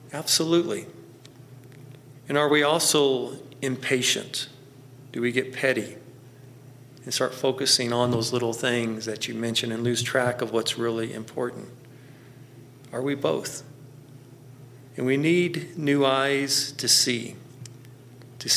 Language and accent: English; Central Texas, United States; moved away; I also grew up in Central Texas